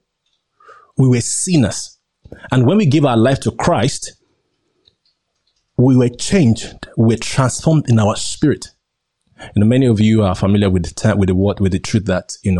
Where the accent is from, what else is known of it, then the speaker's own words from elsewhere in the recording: Nigeria; accent: local; As you can see, I'm a Nigerian.